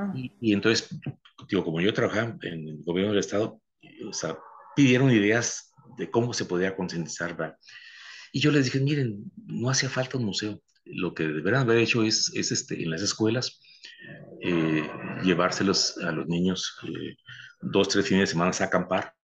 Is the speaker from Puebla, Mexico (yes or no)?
no; Baja California, Mexico; pienso en Baja California, en mi tierra